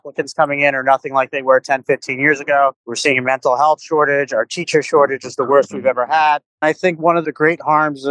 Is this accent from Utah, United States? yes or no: no; Freehold, New Jersey, United States; also born or lived in Neptune, New Jersey; I grew up in Freehold